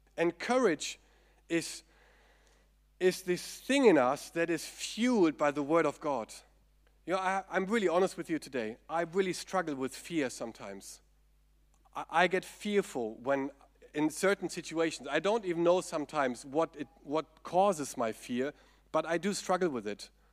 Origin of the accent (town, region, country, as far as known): Germany; accent: German; English is a second language